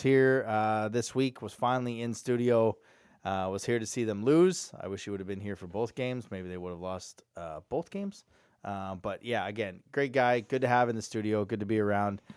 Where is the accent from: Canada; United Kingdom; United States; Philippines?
Canada; Alberta; I'm from Alberta